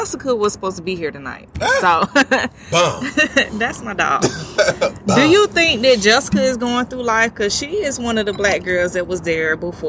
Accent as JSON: {"language": "English", "region": "Utah", "country": "United States", "said": "I had to fight, and I walked into that because I came from Utah, and I was the only one."}